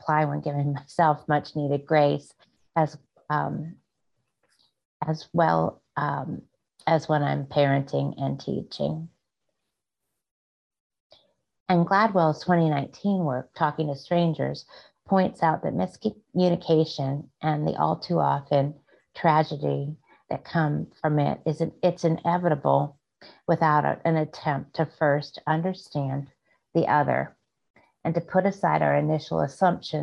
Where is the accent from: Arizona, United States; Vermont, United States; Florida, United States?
Florida, United States; Gulf Coast of; I grew up on the Gulf Coast of Florida